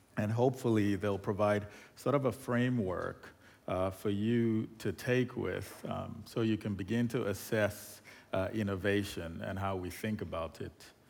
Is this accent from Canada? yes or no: no; Nigeria; moved away; I'm originally from Nigeria